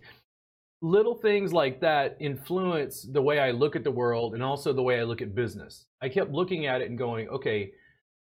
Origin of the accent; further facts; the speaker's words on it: Baton Rouge, Louisiana, United States; moved away; also born or lived in Pennsylvania; I grew up in Baton Rouge, Louisiana